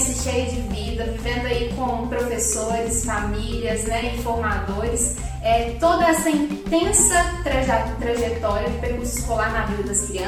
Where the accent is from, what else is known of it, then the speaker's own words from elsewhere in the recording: Minas Gerais, Brazil; accent: mineiro; Eu sou mineira, como dá para perceber pelo sotaque, que não engana